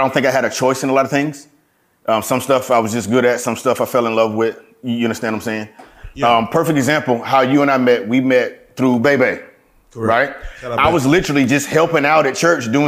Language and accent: English; Leesburg, Florida, United States; born and raised in Florida, Central Florida town called Leesburg, 20 miles north of Disney